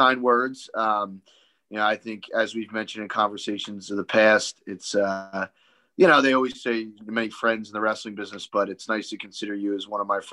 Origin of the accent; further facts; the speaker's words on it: Philadelphia, Pennsylvania, United States; accent: Philly; born and raised in Philly